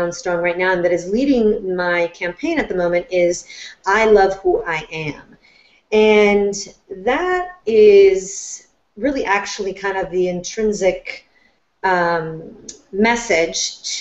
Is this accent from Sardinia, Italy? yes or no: no; Florence, Tuscany, Italy; moved away; I was born and raised in Florence, Italy